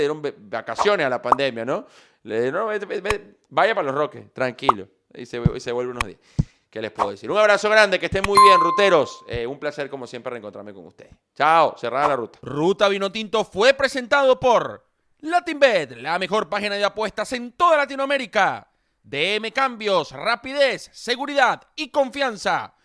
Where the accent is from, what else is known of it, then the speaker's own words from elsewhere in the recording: Venezuela; Así somos los venezolanos